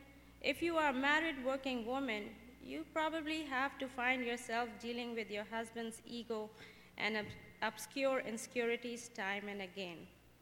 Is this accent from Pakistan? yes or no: yes; Pakistan; moved away as an adult; also born or lived in United Kingdom / Miami, United States; now in Savannah, United States; Okay, so the country I come from is Pakistan. I was born and raised in Pakistan as a Seventh-day Adventist. My grandfather was a pastor in a Seventh-day Adventist church. I spent some of my years in UK studying, and then 14 years ago, I moved to USA